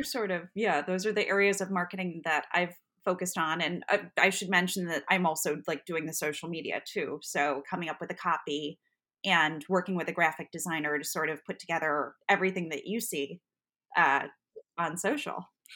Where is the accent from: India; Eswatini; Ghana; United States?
United States; Buffalo, New York; moved away; I grew up in Buffalo, New York, which is about a six-hour drive from the city